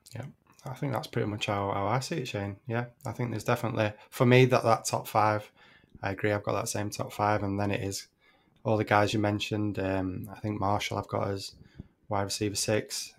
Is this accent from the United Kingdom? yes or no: yes; United Kingdom; I'm a Brit